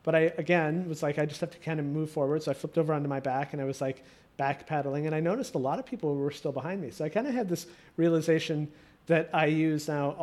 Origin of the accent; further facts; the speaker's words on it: Midwest, United States; moved away as an adult; I was moving east, because I'm from the Midwest